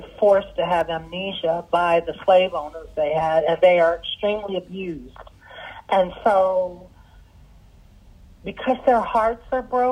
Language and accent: English; Washington, District of Columbia, United States; English is a second language; also born or lived in Sudan; it was Washington, D.C. where I grew up